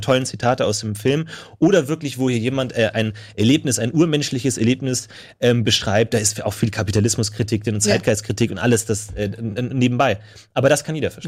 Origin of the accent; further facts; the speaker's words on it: Germany; wir als Deutsche